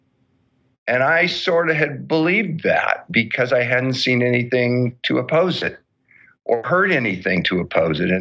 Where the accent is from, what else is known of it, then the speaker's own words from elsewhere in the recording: Southern California, United States; I grew up in Southern California